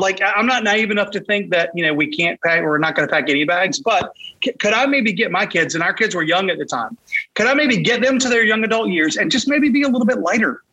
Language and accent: English; Raleigh, North Carolina, United States; moved away as an adult; now in Wilmington, United States; I'm from Raleigh, grew up in Raleigh, moved here to Wilmington in. Uh, 2013